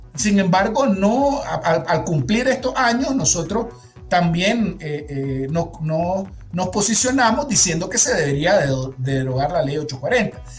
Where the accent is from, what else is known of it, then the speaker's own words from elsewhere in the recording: Nicaragua; vienen de nuestros impuestos como nicaragüenses